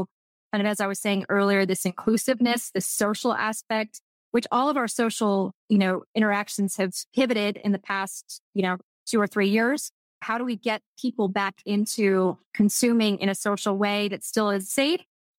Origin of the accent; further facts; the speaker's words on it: Texas, United States; accent: Texas; I'm just saying it with my Texas French accent.